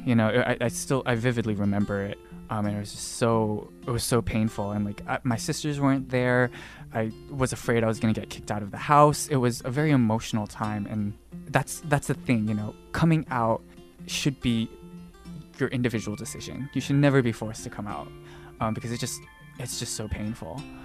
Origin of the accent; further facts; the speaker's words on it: Dallas, Texas, United States; moved away as an adult; also born or lived in Austin, Texas; now in Taipei, Taiwan; I was born and raised in Dallas, Texas